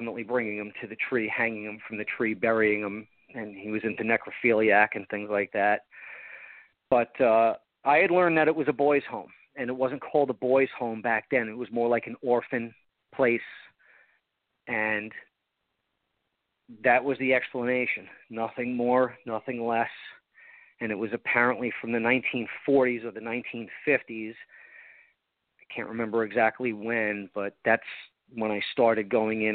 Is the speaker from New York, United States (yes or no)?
yes; Long Island, New York, United States; also born or lived in Port St. Lucie, Florida; now in Vero Beach, United States; I grew up on Long Island, so it reminds me a little New York